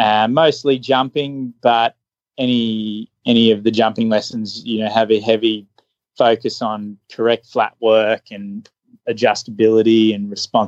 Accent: Australia; from the land down under.

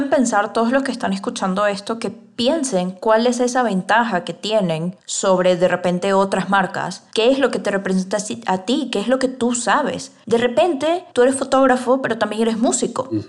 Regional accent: Venezuela; now in Mexico; Yo por lo menos soy venezolana y vivo en México.

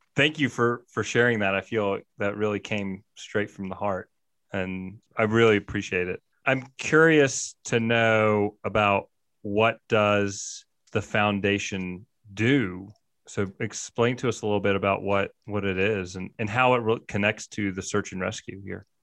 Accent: Mississippi, United States; now in Jackson Hole, United States; I grew up in Mississippi

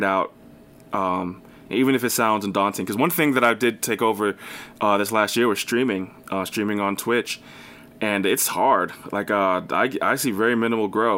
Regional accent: New Jersey, United States; I'm from New Jersey

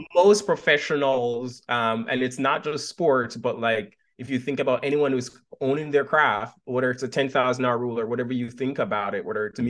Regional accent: Montego Bay, Jamaica; moved away as an adult; now in United States; I was born and raised right out of Montego Bay

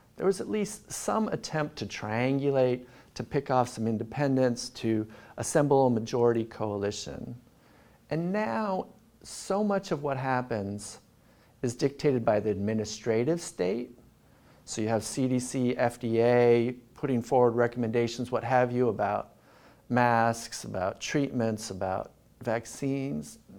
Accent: Southern California, United States; moved away as an adult; also born or lived in Philadelphia / Berkeley / Sydney; I grew up in Southern California

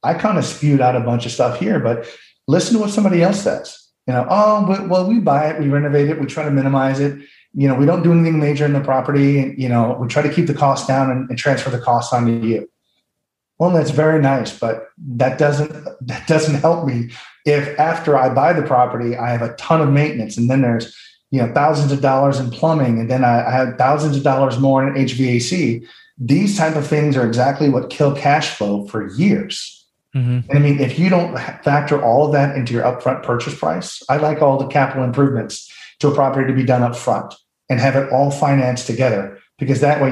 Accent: St. Louis, Missouri, United States; I'm from St. Louis.

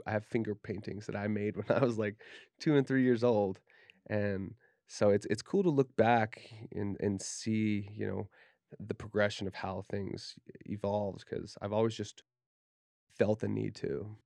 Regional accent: Davis County, Utah, United States; growing up in Davis County, Utah

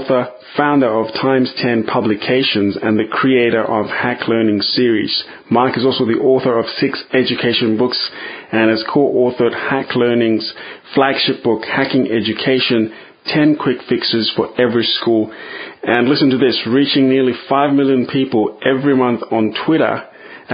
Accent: Zambia; moved away; I grew up in Zambia, which is in the southern part of Africa

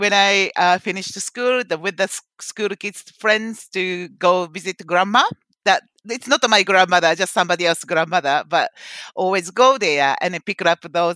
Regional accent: Kobe, Hyogo, Japan; English is a second language; also born or lived in Osaka, Japan; now in Auckland, New Zealand; My parents bought the house to shifting into the Kobe, and I mainly growing up in the Kobe.

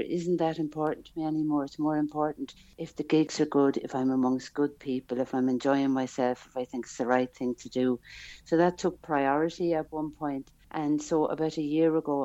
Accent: Ballina, Munster, Ireland; moved away as an adult; now in Switzerland; I'm from Ballina, Killaloe, County Clare

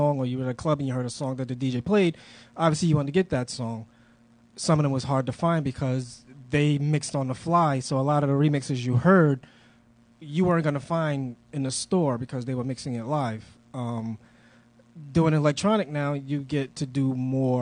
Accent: New York City, New York, United States; moved away as an adult; now in Providence, United States; I was a club kid, you know. I grew up in New York City

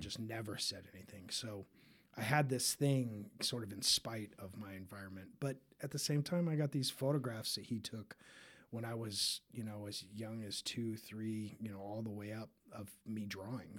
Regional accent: Park City, Utah, United States; also born or lived in Tennessee; now in Denver, United States; I grew up in Utah. Um, I was, I was born in Tennessee, was only there till I was, like, two

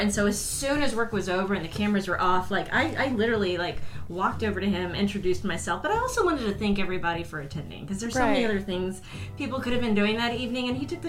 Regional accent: San Antonio, Texas, United States; I've been in San Antonio since I was born, moved away, you know, to get my education and move and work in other television markets. But I came back to San Antonio over 20 years ago.

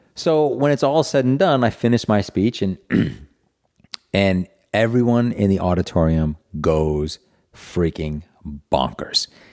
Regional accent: Providence, Rhode Island, United States; born or raised there

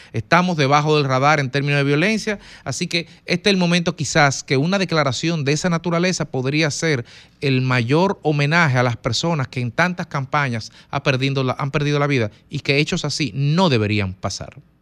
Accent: Dominican Republic

